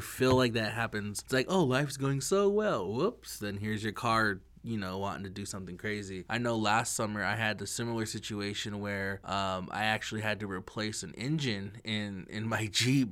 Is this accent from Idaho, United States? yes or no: yes; Lapwai, Idaho, United States; I'm from Lapoy. I'm proud to be from Lapoy